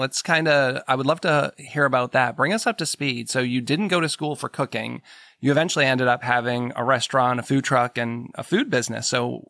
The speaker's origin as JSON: {"language": "English", "region": "New England", "country": "United States", "tie": "born or raised there", "moved": "yes", "said": "I grew up in New England and I don't get there that often."}